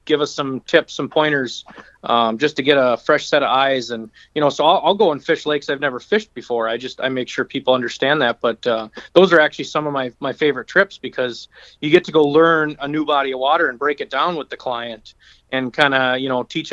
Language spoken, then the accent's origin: English; St. Joseph, Minnesota, United States; also born or lived in Sauk Rapids, Minnesota / St. Cloud, Minnesota; I grew up in St. Joe